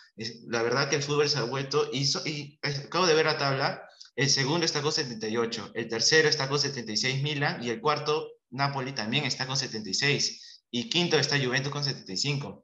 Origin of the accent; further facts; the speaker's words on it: Peru; como peruano